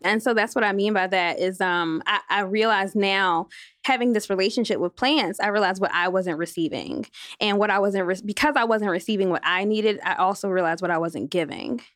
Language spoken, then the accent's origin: English; Philadelphia, Pennsylvania, United States; I am from Philadelphia, G Town